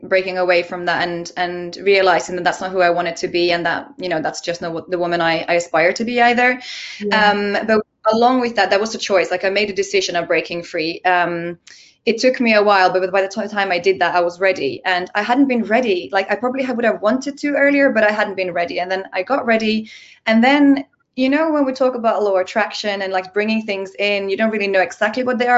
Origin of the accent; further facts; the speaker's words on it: Finland; I'm from Finland